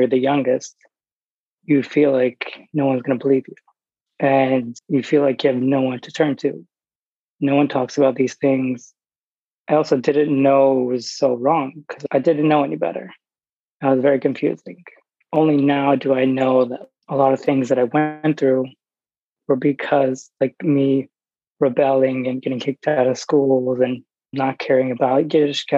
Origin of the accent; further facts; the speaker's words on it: New York, United States; I grew up in New York